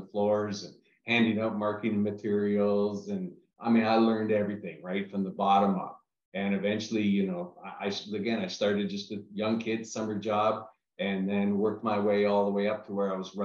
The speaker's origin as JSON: {"language": "English", "country": "Canada", "also_born_or_lived": "New York City / Los Angeles / Orlando", "moved": "as an adult", "said": "I'm originally from Canada"}